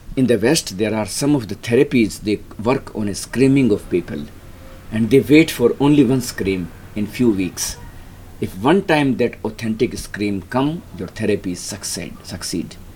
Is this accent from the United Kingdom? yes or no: no; Rajasthan, India; moved away as an adult; I grew up in Rajasthan in a small middle class family